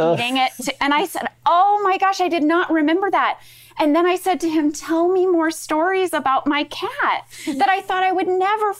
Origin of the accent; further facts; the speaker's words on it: Midwest, United States; moved away; my Midwestern upbringing